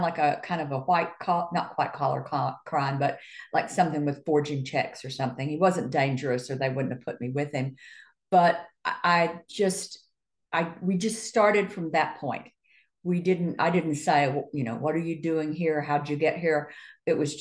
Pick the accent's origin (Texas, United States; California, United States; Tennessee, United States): Tennessee, United States; Chattanooga; moved away; also born or lived in Atlanta; I was from Chattanooga